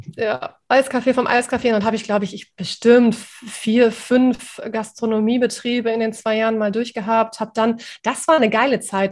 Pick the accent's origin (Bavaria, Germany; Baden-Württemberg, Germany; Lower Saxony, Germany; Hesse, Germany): Lower Saxony, Germany; Osnabrück; moved away as an adult; also born or lived in Cuxhaven; now in Otterndorf, Germany; bin aus meiner Heimat Osnabrück damals weggezogen und bin alleine nach Cuxhaven gezogen